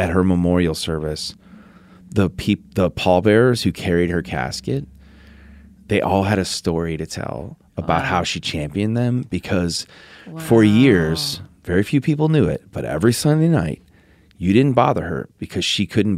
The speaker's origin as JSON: {"language": "English", "town": "Downers Grove", "region": "Illinois", "country": "United States", "tie": "born or raised there", "said": "I worked for the Park District in my hometown in Downers Grove, Illinois"}